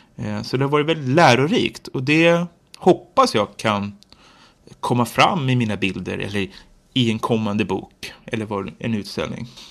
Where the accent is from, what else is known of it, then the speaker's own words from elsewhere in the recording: Nacka, Stockholm County, Sweden; now in Jordbro, Sweden; jag kommer från Nacka kommun men bor i Jordbro nu, Haninge kommun